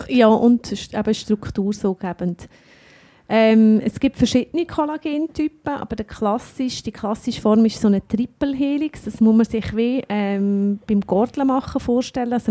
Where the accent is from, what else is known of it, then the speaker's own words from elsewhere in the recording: Bern, Switzerland; also ich kenne mich als Berner